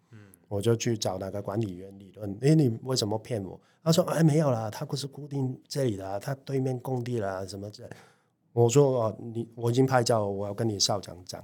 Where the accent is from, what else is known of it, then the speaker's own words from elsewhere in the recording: Hong Kong; now in Taiwan; 我们香港人